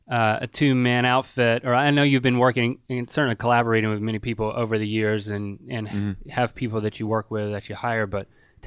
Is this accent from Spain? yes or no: no; North Carolina, United States; And I'm from North Carolina, where there's plenty of hunters.